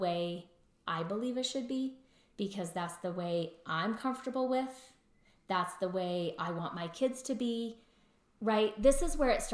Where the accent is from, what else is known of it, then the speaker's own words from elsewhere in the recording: Louisiana, United States; accent: Louisiana; that's my Louisiana accent